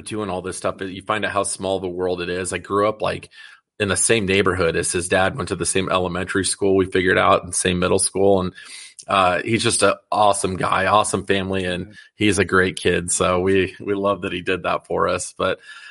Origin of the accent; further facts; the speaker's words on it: Des Moines, Iowa, United States; moved away; a kid growing up in Des Moines, and, you know, I haven't lived in Des Moines for quite some time